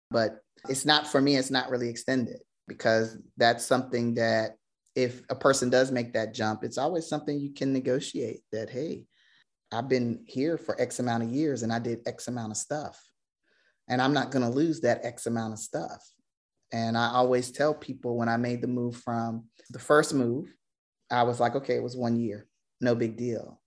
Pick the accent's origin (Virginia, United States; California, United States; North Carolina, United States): Virginia, United States; I am born and raised in Virginia